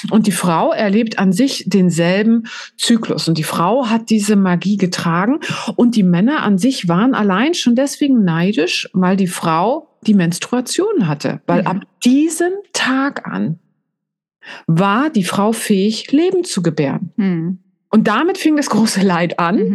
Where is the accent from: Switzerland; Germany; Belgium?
Germany; East Germany; ich war nicht in der Kirche, ich bin ja im Osten aufgewachsen